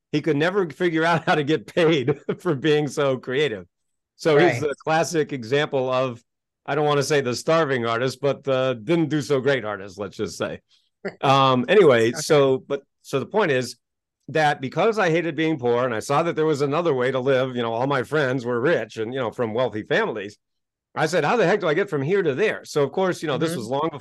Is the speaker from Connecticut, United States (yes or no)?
no; Kennebunkport, Maine, United States; also born or lived in Hackensack, New Jersey; I was born in New Jersey, but when I was 2 years old, my family moved to Kennebunkport, Maine. So I grew up poor in a rich neighborhood.